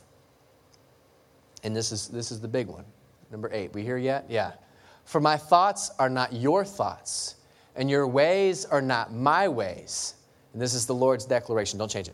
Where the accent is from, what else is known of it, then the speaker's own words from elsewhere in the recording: LaBelle, Florida, United States; I grew up in La Belle, Florida